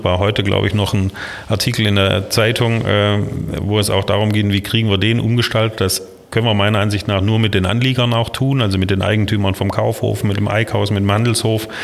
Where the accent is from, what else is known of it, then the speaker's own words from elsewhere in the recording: Kinzigtal, Baden-Württemberg, Germany; accent: Swabian-Alemannic; moved away as an adult; also born or lived in Swabia / Ruhr area; now in Essen, Germany; Ich komme aus äh, einem kleinen Ort im Kinzigtal in Baden-Württemberg, in Baden.